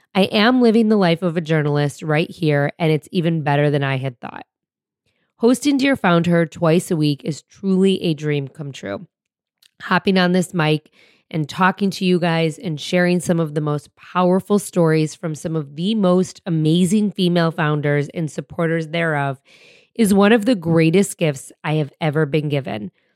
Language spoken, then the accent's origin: English; suburbs outside of Detroit, Michigan, United States; moved away; my hometown just outside of Detroit in the suburbs where I grew up.